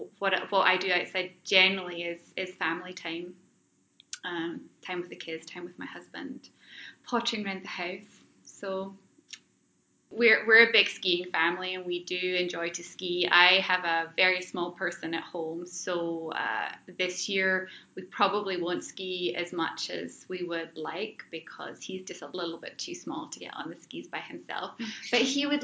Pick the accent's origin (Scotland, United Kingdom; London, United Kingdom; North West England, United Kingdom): Scotland, United Kingdom; moved away as an adult; now in Ottawa, Canada; I'm not originally from Canada. I'm actually Scottish. I was born in Scotland, and I've been living here in Ottawa now for about 10 years.